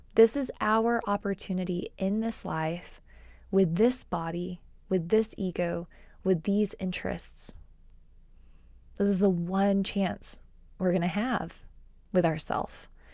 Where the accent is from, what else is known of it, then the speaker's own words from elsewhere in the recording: Texas, United States; also born or lived in Austin, Texas; I've lived in Texas since I was about eight